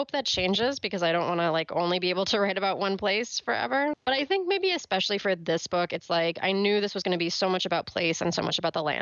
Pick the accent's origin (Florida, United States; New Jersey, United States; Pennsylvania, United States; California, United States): California, United States; moved away as an adult; now in New York, United States; I've lived in New York now for 10 years, but I'm from California.